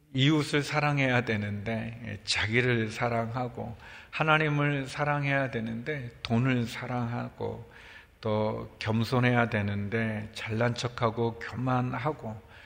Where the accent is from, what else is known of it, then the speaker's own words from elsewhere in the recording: Seoul, South Korea; 서울에서 자랐어요. 뭐 물론 이제 사대문 밖이었지만 사대문 조금 밖에.